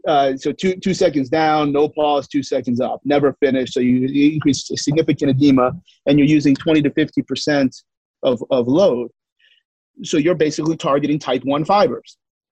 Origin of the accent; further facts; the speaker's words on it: Canada; accent: Canadian; And my Canadian accent, which I'm sure is normal to you guys.